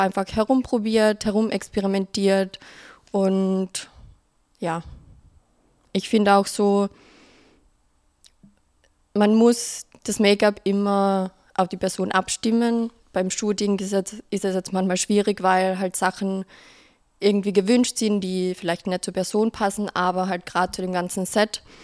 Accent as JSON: {"language": "German", "region": "Carinthia", "country": "Austria", "moved": "yes", "lives_now": "Vienna, Austria", "said": "Äh, ich komme ursprünglich aus Kärnten, wie man vielleicht hören wird. Ähm, bin seit fünf Jahren in Wien"}